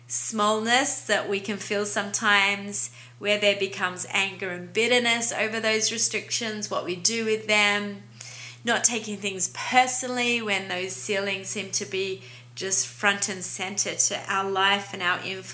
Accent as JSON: {"language": "English", "country": "Australia", "accent": "Aussie", "moved": "yes", "lives_now": "Montreal, Canada", "said": "I'm an Aussie, yes, that's what the accent is"}